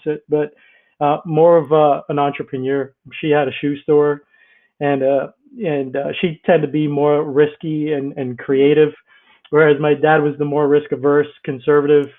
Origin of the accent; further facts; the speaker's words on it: Bahamas; moved away as an adult; also born or lived in Tampa, Florida; I grew up in the Bahamas. Well, my parents were Greek, and they migrated to the Bahamas